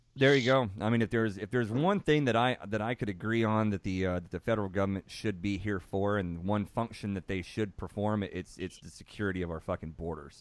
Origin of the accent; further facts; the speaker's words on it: Texas, United States; being born and raised in Texas